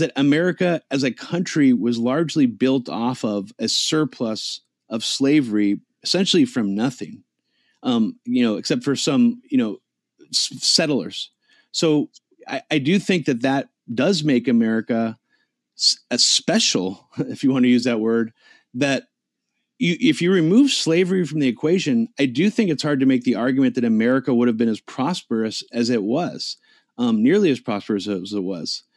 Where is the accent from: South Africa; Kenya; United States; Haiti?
United States; I live in the United States. I grew up here.